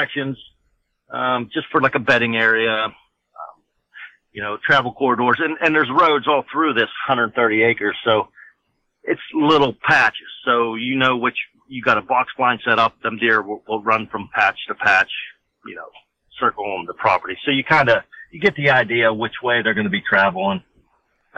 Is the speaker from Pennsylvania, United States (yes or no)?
yes; Armstrong County, Pennsylvania, United States; from Armstrong County, Pennsylvania, born and raised in Armstrong County